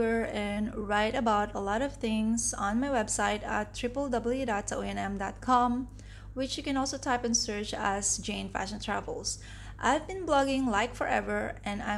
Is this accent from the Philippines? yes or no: yes; Philippines; also born or lived in Singapore / Dubai, UAE; now in Kuala Lumpur, Malaysia; I'm originally from the Philippines